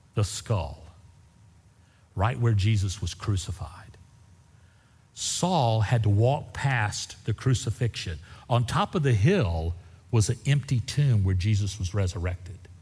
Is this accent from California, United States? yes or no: no; Central Texas, United States; I'm from Central Texas